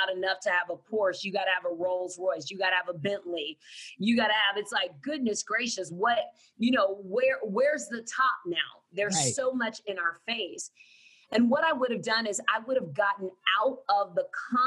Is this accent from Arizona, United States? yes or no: no; San Antonio, Texas, United States; I grew up in San Antonio, Texas.